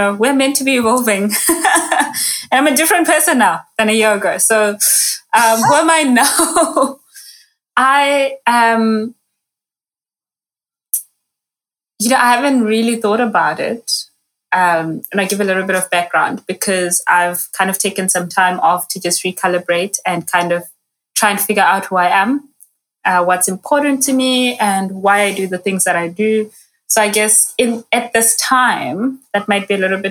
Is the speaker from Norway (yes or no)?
no; Zimbabwe; now in South Africa; So I am South African-based, Zimbabwean-born